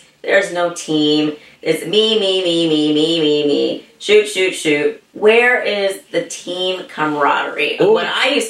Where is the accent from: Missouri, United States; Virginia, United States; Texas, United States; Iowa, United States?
Texas, United States; Well, I am from Texas, you know.